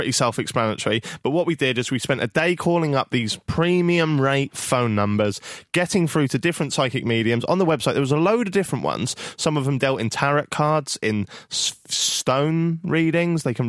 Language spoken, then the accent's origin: English; Norwich, East of England, United Kingdom; I'm from Norwich